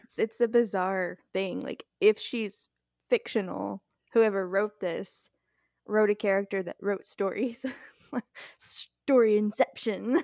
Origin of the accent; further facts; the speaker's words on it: Texas, United States; I'm from Texas